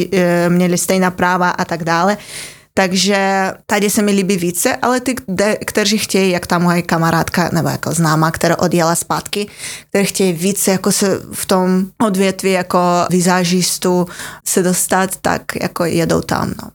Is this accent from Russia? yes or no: yes; Siberia, Russia; accent: Russian; Czech is a second language; now in Czech Republic; jsem vyrůstala na Sibíři a ano, je mi to úplně jedno, že je to, je to slyšet